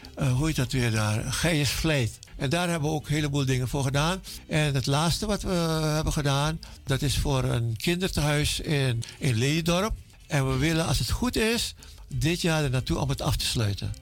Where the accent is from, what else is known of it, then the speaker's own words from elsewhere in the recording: Jakarta, Indonesia; moved away; Ik ben geboren in Indonesië, in Jakarta, vroeger Batavia.